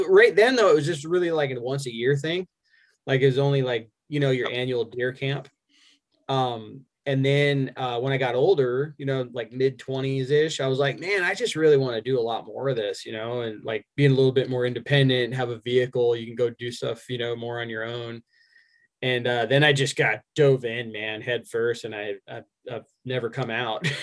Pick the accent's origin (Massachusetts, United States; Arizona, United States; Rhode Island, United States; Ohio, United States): Arizona, United States; born or raised there; also born or lived in Albuquerque, New Mexico / New York